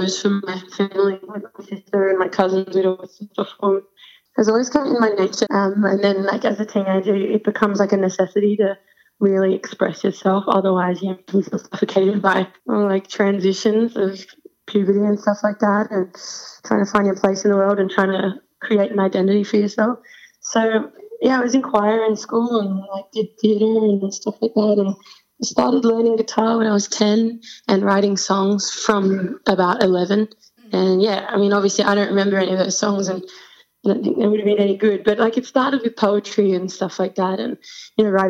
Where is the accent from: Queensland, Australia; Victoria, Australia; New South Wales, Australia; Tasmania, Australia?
New South Wales, Australia; Sydney; We're from Sydney, Australia.